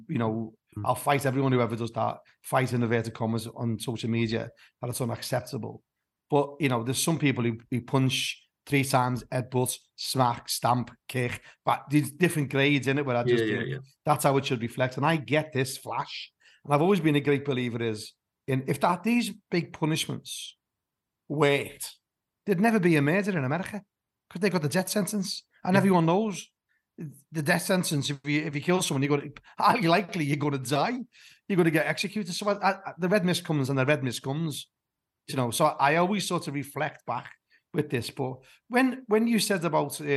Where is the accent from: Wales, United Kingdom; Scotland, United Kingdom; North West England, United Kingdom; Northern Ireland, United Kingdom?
North West England, United Kingdom; Liverpool; moved away as an adult; now in Somerset, United Kingdom; I was born and bred in Anfield. But I live in Somerset. I've been down here for 33 years. I've been down here longer than I was in Liverpool, actually, because I moved away when I was 24.